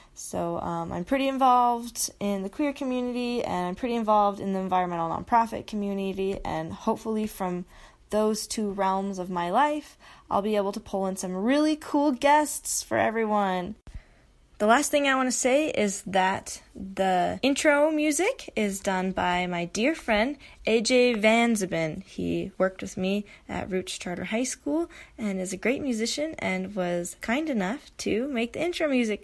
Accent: Utah, United States; I grew up in Utah, love it here

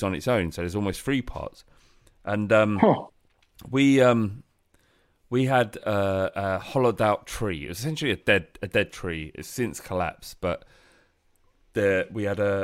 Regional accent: London, United Kingdom; I'm a lad from London.

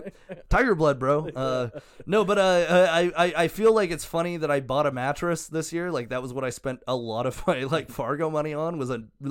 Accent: Canada; I was from Canada.

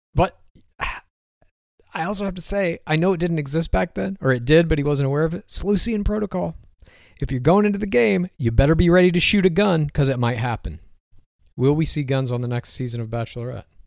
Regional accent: Texas, United States; moved away; I grew up in Texas, eighteen years old

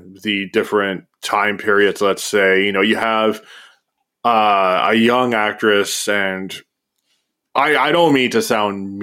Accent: Canada; you and I grew up in the Canadian school system.

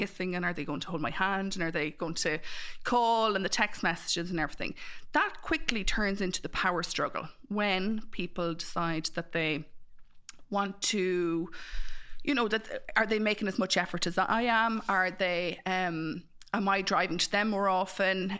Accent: Mullingar, Leinster, Ireland; I'm from Mullingar

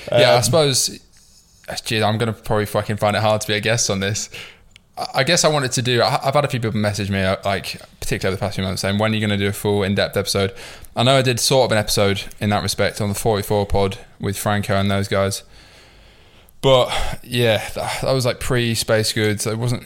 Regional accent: York, Yorkshire and the Humber, United Kingdom; going back to the start, I suppose I'm from York. I grew up in the north.

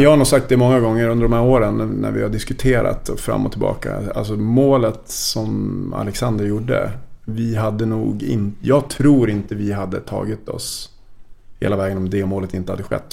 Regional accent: Vännäsby, Västerbotten County, Sweden; also born or lived in Umeå; now in Stockholm, Sweden; jag är ju från Vännäsby egentligen.

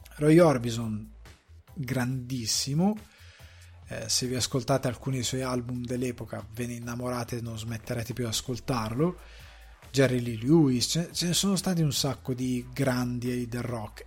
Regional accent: Italy

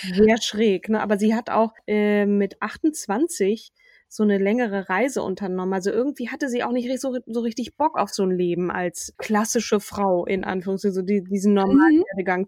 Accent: Schleswig-Holstein, Germany; in Schleswig-Holstein geboren, aber ich fühle mich als Schleswig-Holsteinerin.

